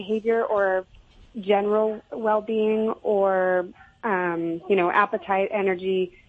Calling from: Orange County, California, United States; Calling from Orange County, California.

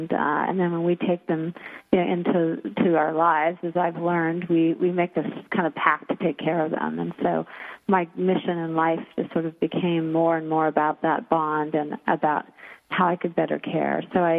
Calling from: Seattle, Washington, United States; I'm calling in from Seattle, Washington, in the Ballard area.

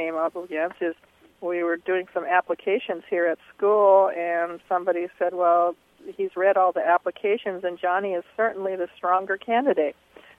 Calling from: Tallahassee, Florida, United States; I'm from Tallahassee, Florida.

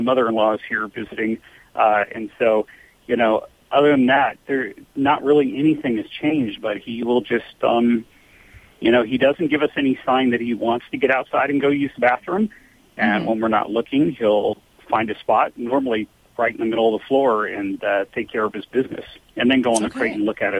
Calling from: Alpine, California, United States; Alpine, California.

